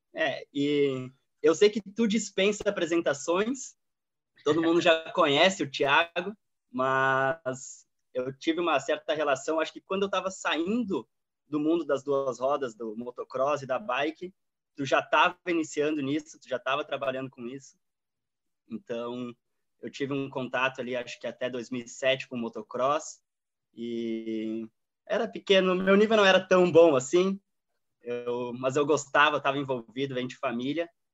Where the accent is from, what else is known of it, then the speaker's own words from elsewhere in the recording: Rio Grande do Sul, Brazil; moved away as an adult; also born or lived in Europe; sou brasileiro do Rio Grande do Sul, atualmente estou morando na Europa